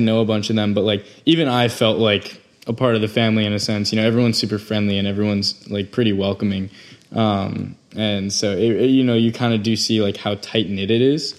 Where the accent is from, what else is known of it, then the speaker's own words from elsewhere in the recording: Long Island, New York, United States; that's my hometown